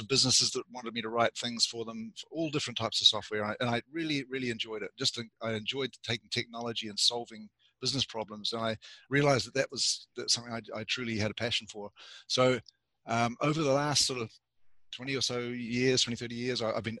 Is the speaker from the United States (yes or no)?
no; New Zealand; moved away as an adult; also born or lived in Canada; I grew up in New Zealand